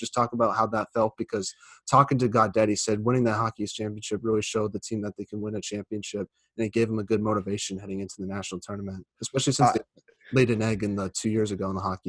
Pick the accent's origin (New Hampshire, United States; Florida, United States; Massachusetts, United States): Massachusetts, United States; I'm from Massachusetts.